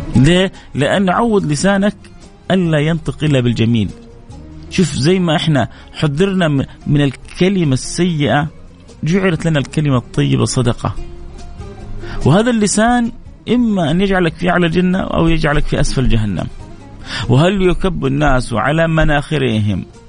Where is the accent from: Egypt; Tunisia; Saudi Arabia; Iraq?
Saudi Arabia; Jeddah, Makkah Province; عندنا في جدة كده وفي مكة شوية أحيانا نكون حارين